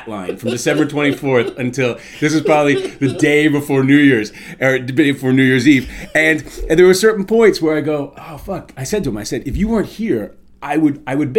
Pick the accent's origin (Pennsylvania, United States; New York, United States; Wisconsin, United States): New York, United States; New York City; moved away; I grew up on 93rd and West End, on the Upper West Side of Manhattan.